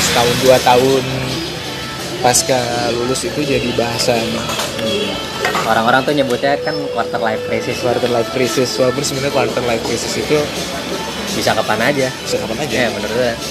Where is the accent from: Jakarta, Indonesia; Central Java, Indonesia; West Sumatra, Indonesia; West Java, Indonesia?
Jakarta, Indonesia; Orang Jakarta.